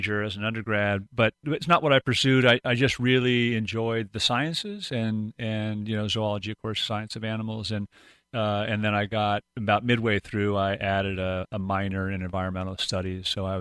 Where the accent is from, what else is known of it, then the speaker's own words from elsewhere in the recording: Pasadena, California, United States; moved away as an adult; also born or lived in Inglewood, California; now in Pacific Northwest, United States; I grew up in Pasadena, California